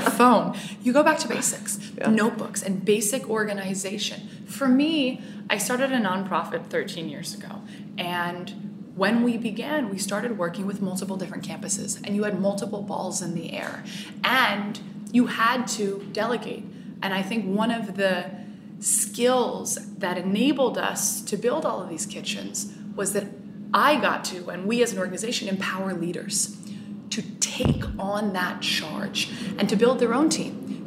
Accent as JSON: {"language": "English", "area": "Bay Area", "region": "Northern California", "country": "United States", "tie": "born or raised there", "also_born_or_lived": "Marin County", "said": "I grew up in the Bay Area in Northern California"}